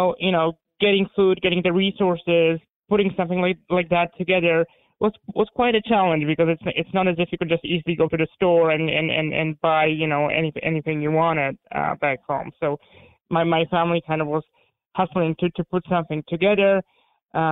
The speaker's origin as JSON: {"language": "English", "town": "Warsaw", "region": "Masovian Voivodeship", "country": "Poland", "tie": "born or raised there", "also_born_or_lived": "Hungary", "first_language": "Polish", "second_language": "English", "moved": "yes", "lives_now": "United States", "said": "I was born in Warsaw, Poland. And I grew up in the 80s, right in the middle of communism."}